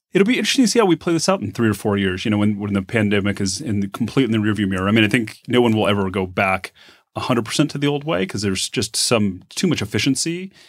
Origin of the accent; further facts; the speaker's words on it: Phoenix, Arizona, United States; also born or lived in Bay Area; now in Reno, United States; I grew up in Phoenix